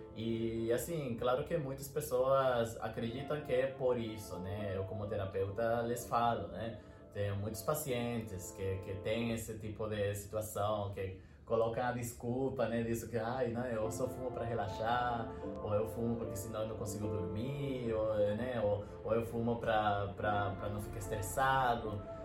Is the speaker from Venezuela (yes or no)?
yes; Venezuela; Portuguese is a second language; moved away; eu sou venezuelano